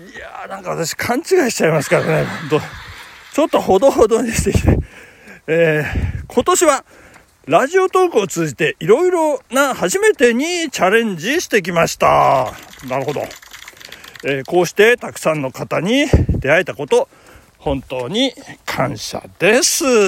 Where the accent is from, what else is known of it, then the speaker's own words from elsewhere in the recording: Tokyo, Japan; accent: Edokko (hi pronounced as shi); 江戸っ子なんで